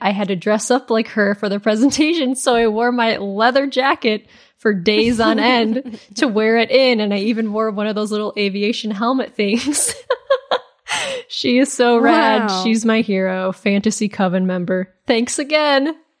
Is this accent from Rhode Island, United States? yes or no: no; Crystal Lake, Illinois, United States; There's also another cemetery in nearby Crystal Lake, a.k.a. my hometown.